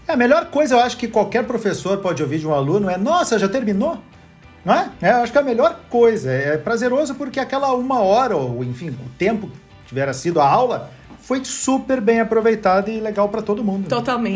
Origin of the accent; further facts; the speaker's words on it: Rio Grande do Sul, Brazil; Eu sou gaúcho